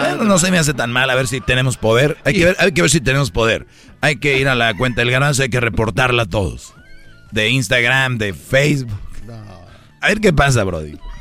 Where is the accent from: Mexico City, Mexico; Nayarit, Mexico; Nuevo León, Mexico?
Nuevo León, Mexico; Monterrey; como buen regio